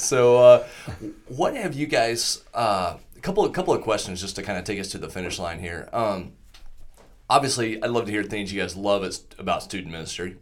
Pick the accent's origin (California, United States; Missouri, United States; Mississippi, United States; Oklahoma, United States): Oklahoma, United States; Southwest; a little church I grew up in in Southwest Oklahoma